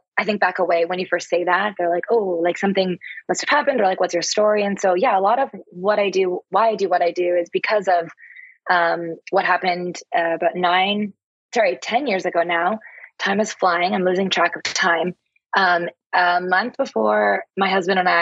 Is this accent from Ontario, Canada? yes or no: yes; Toronto, Ontario, Canada; moved away as an adult; now in New York City, United States; I'm actually from Canada. I'm from Toronto, and came to the States in 2008